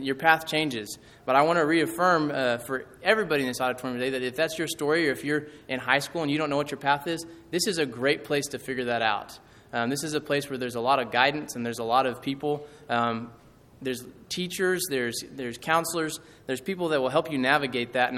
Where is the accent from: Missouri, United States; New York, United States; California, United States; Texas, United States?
Texas, United States; Midland; I am from Midland, Texas originally. I went to Midland High and I graduated back in 2014